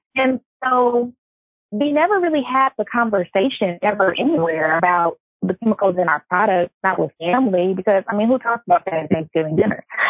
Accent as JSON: {"language": "English", "town": "Los Angeles", "region": "California", "country": "United States", "said": "I'm from Los Angeles"}